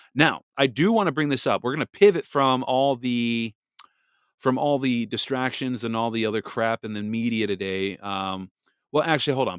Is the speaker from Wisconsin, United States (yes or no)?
yes; Wisconsin, United States; moved away; back to Wisconsin, again, my home state